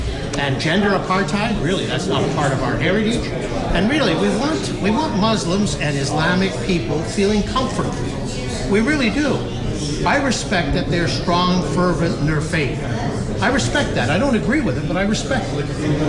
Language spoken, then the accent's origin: English; Canada; I'm a Canadian.